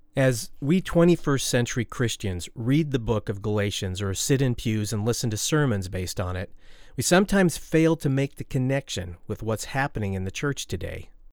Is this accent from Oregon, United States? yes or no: yes; Oregon, United States; my home state of Oregon